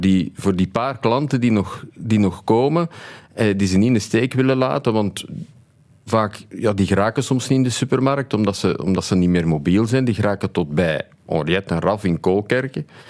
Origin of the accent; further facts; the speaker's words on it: Tienen, Flanders, Belgium; Opgegroeid in Tini, in een drogisterij van mijn ouders.